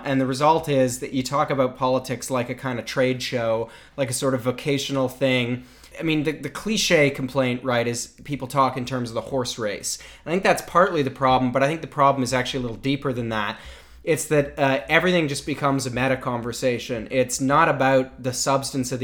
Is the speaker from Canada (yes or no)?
yes; Canada; As a Canadian who writes, you know, in other countries